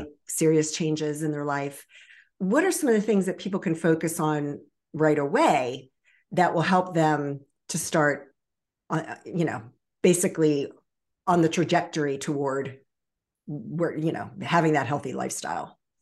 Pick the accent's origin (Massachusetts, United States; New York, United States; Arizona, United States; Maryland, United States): Maryland, United States; Baltimore and Annapolis area; born or raised there; also born or lived in Virginia Beach, Virginia